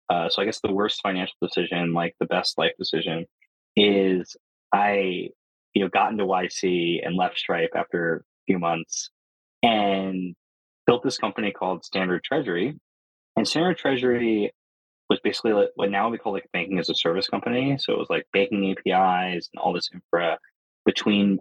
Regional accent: New Jersey, United States; I grew up in New Jersey.

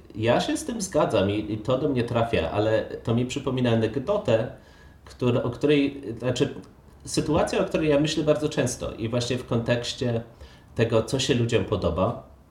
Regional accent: Poland; ja i ty się wychowaliśmy e, w sumie w Polsce

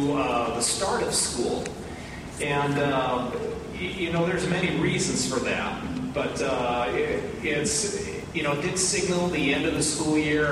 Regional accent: Pacific Northwest, United States; moved away as an adult; also born or lived in Washington; now in Kentucky, United States; I'm from the Pacific Northwest

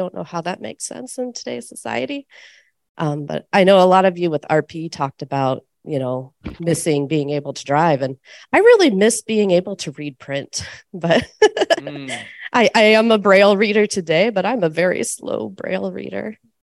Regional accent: Iowa, United States; I'm from Iowa, and I also have LCA.

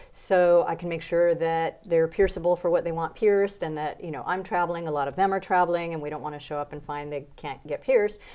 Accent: United States; moved away as an adult; also born or lived in New Orleans; now in Mexico; I live in Mexico, even though I'm an American

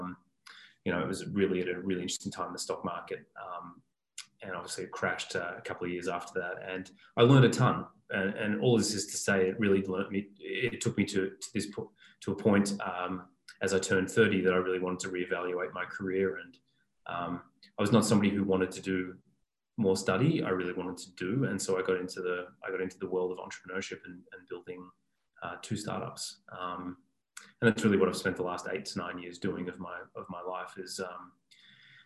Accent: Melbourne, Victoria, Australia; I'm Australian. I grew up in Melbourne

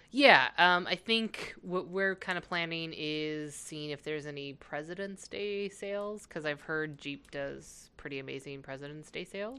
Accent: California, United States; now in Minnesota, United States; growing up in California, I had a few people ask me if I was from the Midwest

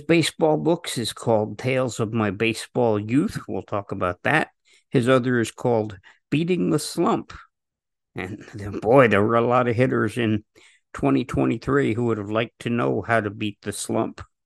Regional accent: New Jersey, United States; growing up in Jersey

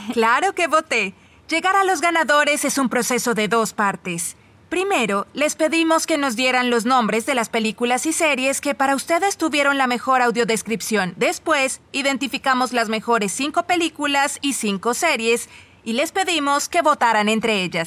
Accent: Woodland, California, United States; somos de la misma ciudad, Woodland, California.

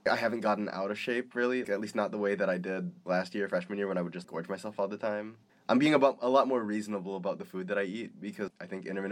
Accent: Philippines; I'm Filipino, we love garlic

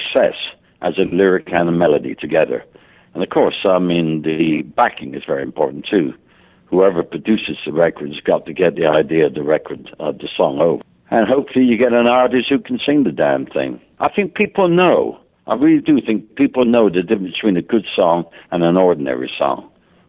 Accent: England, United Kingdom; now in United States; I'm an Englishman living in America

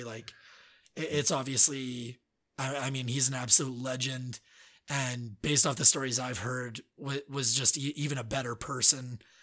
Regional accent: Alberta, Canada; moved away as an adult; now in Quebec, Canada; from someone growing up in Alberta

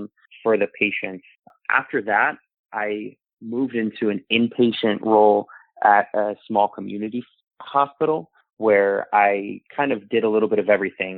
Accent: Buffalo, New York, United States; moved away as an adult; now in Miami, United States; I'm originally from Buffalo, New York, and I currently live in Miami, Florida

